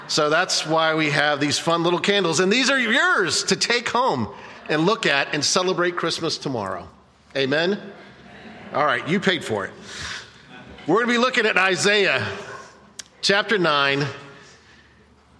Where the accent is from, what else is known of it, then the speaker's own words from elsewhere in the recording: Cocoa Beach, Florida, United States; I grew up in Cocoa Beach